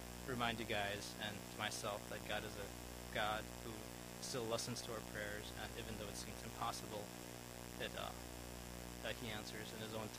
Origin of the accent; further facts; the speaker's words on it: India; moved away; I'm from India.